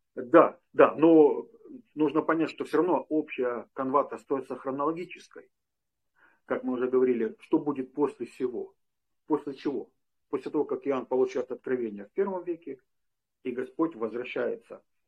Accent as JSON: {"language": "Russian", "region": "Western Ukraine", "country": "Ukraine", "said": "я из Западной Украины"}